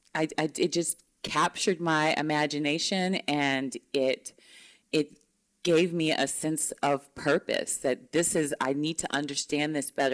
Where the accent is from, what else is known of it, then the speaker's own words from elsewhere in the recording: Mississippi, United States; moved away; Growing up in Mississippi, I'm you know, it's surrounded by Confederate flags